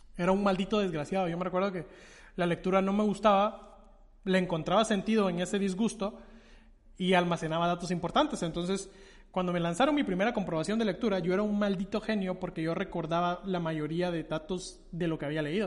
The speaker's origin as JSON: {"language": "Spanish", "country": "Guatemala", "said": "realza mi identidad como guatemalteco"}